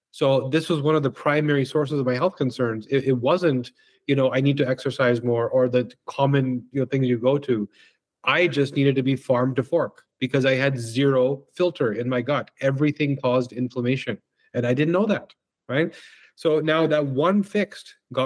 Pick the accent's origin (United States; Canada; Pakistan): Canada; Vancouver, British Columbia; also born or lived in Victoria, BC; now in Toronto, Canada; I grew up in Vancouver, which is also gorgeous. And yeah, so I spent my youth there, came out to Toronto to sort of expand the business and never left.